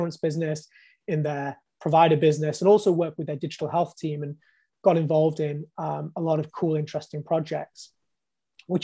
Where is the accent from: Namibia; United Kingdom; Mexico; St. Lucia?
United Kingdom; Bolton, North West England; moved away as an adult; also born or lived in London; I came down from Bolton, actually, studied medicine in Imperial College